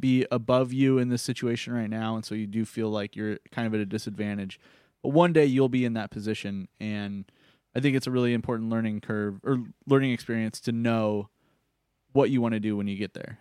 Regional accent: Phoenix, Arizona, United States; now in Los Angeles, United States; growing up in Phoenix and always being in extreme heat

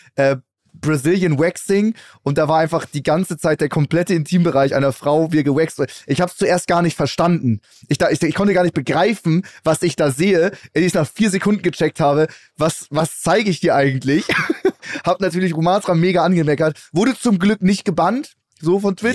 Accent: Hamburg, Germany; ich komme ja aus Hamburg

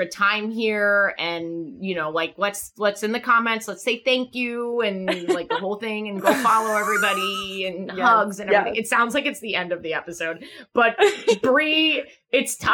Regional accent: New York, United States; I'm from New York

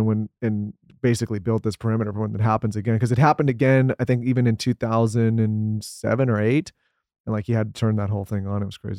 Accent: San Diego, California, United States; We grew up in San Diego.

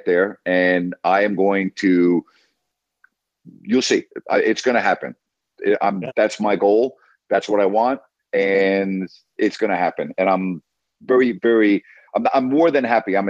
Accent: New York, United States; growing up in New York

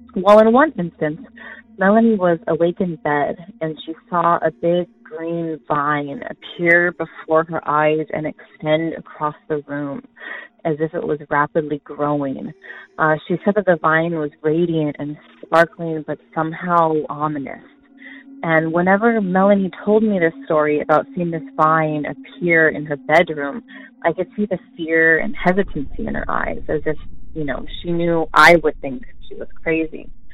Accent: Southern California, United States; I'm from Southern California

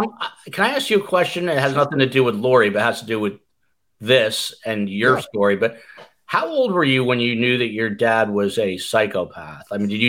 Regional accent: New Jersey, United States; Jewish guys from New Jersey

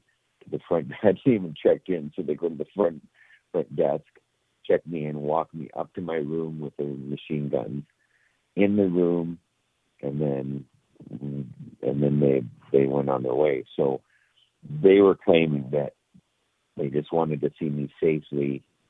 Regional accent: Canada; I'm from Canada

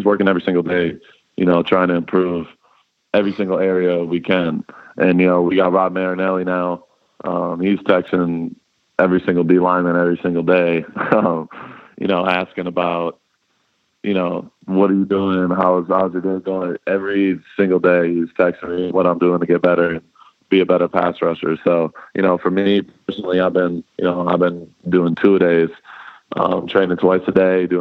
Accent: Dallas, Texas, United States; moved away; And I'm a Dallas boy. I'm from Dallas.

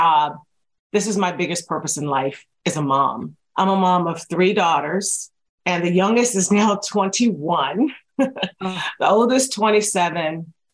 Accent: rural Virginia, United States; now in Seattle, United States; I was born and raised in Virginia, though. So I'm in Seattle now

